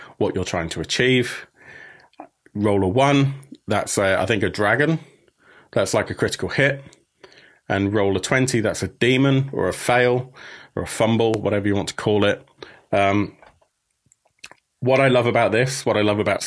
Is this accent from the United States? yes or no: no; United Kingdom; as a Brit that covers a lot of Swedish games